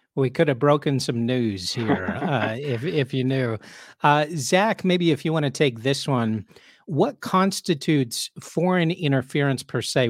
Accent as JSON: {"language": "English", "country": "United States", "also_born_or_lived": "Europe", "said": "as an American"}